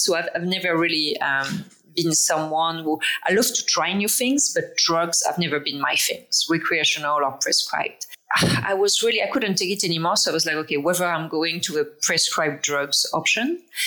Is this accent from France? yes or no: yes; France; English is a second language; moved away as an adult; now in Toronto, Canada; I'm from France originally. Um, I live in Toronto. I moved here 20 years ago.